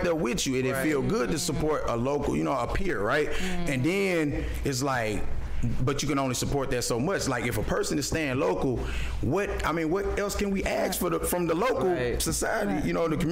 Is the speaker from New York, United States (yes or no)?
no; Crossett, Arkansas, United States; I'm from Southeast Arkansas. I'm from Crossett, Arkansas